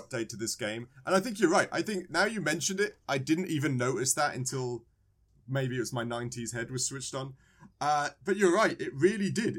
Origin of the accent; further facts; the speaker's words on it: England, United Kingdom; I was born in England.